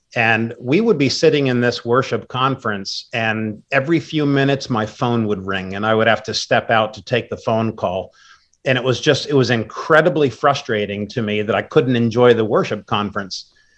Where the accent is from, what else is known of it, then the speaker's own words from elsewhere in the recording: Wappingers Falls, New York, United States; moved away as an adult; now in Maryland, United States; I grew up in New York, currently live in Maryland, but I've lived all over the world